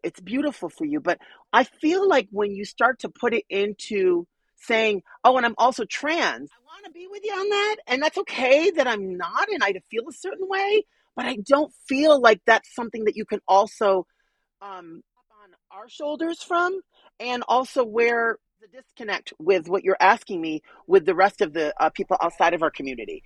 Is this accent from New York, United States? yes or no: yes; New York City, New York, United States; were starving artists growing up in Manhattan